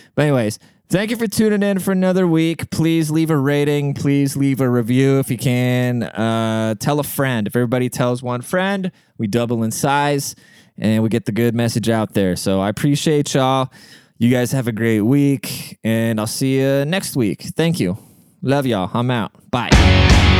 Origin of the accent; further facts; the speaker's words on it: Seattle, Washington, United States; I'm from Seattle, like the most liberal place in the world.